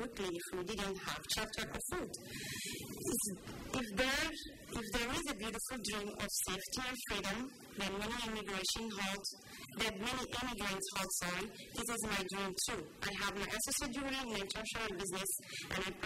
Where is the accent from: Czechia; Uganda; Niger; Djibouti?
Djibouti; moved away as an adult; now in Lewiston, United States; I'm originally from Djibouti